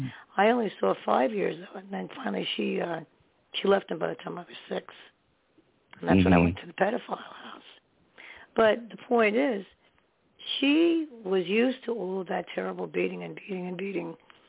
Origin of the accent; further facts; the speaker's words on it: New York, United States; also born or lived in New Jersey; I was born in New York and we lived in New York for a while. And then we moved back to Jersey or into Jersey. Then we went back and forth, and then to Staten Island, New York. I would rather be in New York.